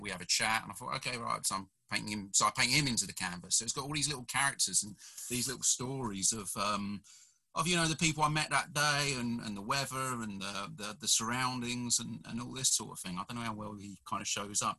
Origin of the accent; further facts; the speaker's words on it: United Kingdom; also born or lived in South Korea; I'm a British fella